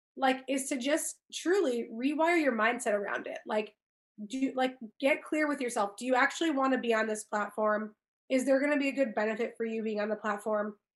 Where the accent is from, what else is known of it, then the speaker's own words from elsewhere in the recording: Chicago, Illinois, United States; moved away as an adult; also born or lived in California; grew up here, born and raised in Chicago